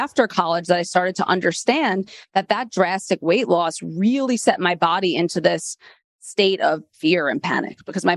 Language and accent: English; New York City, New York, United States; also born or lived in Delaware; I grew up in Queens, New York